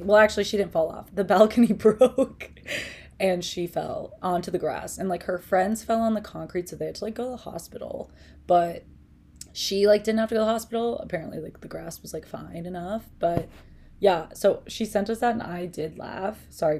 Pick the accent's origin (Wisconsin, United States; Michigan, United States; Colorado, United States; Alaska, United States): Wisconsin, United States; Green Bay; Green Bay, Wisconsin.